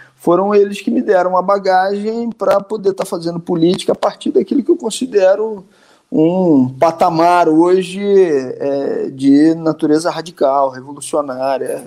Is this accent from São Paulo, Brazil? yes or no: no; Nova Friburgo, Rio de Janeiro, Brazil; uma cidade chamada Nova Friburgo, que é a minha cidade natal